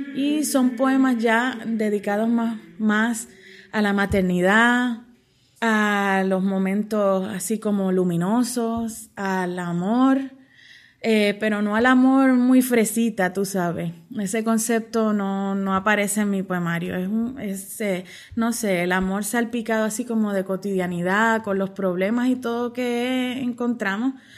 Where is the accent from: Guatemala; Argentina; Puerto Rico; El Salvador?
Puerto Rico; Mayagüez; nací en Mayagüez y vivo actualmente y trabajo aquí en el pueblo de Mayagüez